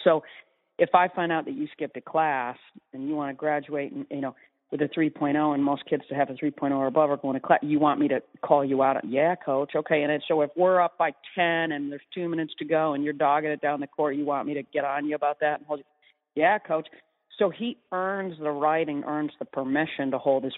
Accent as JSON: {"language": "English", "town": "East Lansing", "region": "Michigan", "country": "United States", "tie": "born or raised there", "said": "I grew up in East Lansing"}